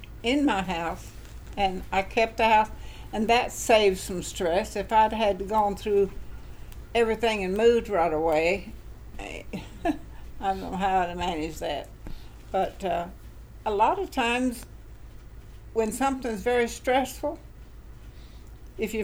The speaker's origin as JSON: {"language": "English", "town": "Miami", "region": "Florida", "country": "United States", "tie": "born or raised there", "said": "we were both born in Florida. I was born in Miami"}